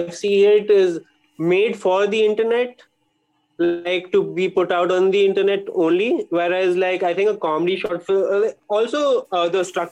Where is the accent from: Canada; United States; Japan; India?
India; Bangalore, Karnataka; also born or lived in Bombay; since I was from Bangalore, I was there